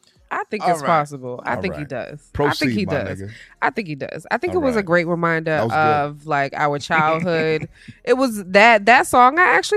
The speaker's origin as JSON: {"language": "English", "town": "Boston", "region": "Massachusetts", "country": "United States", "tie": "born or raised there", "said": "It was like a Boston vibe, but Mattapan. Because we all grew up in the area."}